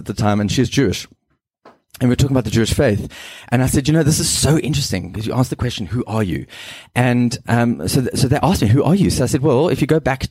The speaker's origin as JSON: {"language": "English", "town": "Cape Town", "region": "Western Cape", "country": "South Africa", "tie": "born or raised there", "also_born_or_lived": "Zimbabwe", "first_language": "English", "said": "I grew up in Zim and moved to Cape Town and went to a preparatory school there at Durbanville."}